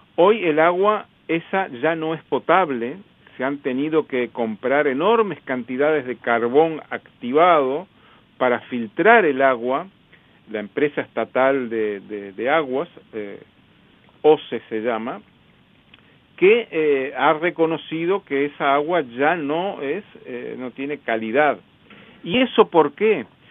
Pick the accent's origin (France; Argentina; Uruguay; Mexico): Uruguay; also born or lived in Montevideo; soy uruguayo, vivo en Montevideo